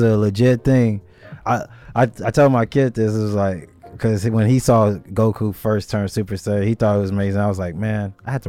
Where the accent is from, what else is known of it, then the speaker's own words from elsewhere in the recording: Pomona, California, United States; because I'm from Pomona